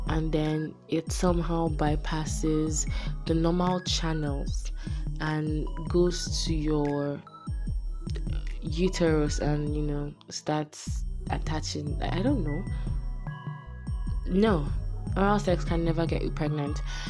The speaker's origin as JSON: {"language": "English", "country": "Nigeria", "said": "I'm Nigerian"}